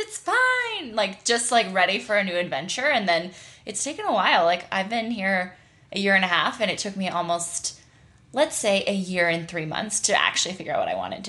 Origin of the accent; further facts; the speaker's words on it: Nashville, Tennessee, United States; also born or lived in Wyoming; born and raised in Wyoming. My family moved to Nashville, Tennessee. I kind of grew up there, basically.